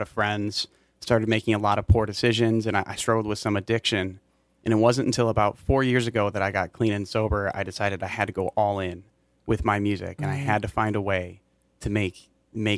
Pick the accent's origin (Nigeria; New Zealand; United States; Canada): United States; Mankato, Minnesota; now in St. Paul, United States; I grew up in Mankato, graduated from West in 2012